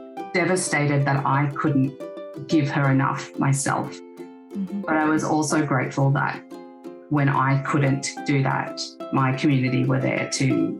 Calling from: Queensland, Australia; I'm speaking from Quandamooka country in Queensland.

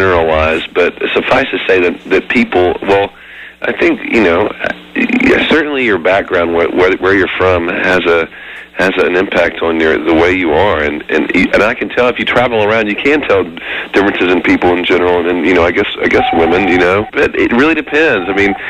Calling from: Los Angeles, California, United States; I'm calling you from Los Angeles

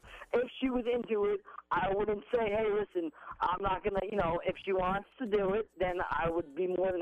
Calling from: New York, United States; Where am I calling? New York.

